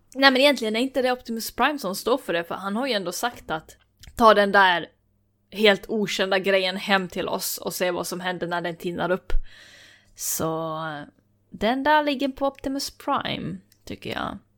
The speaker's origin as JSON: {"language": "Swedish", "country": "Finland", "said": "jag är ändå finne"}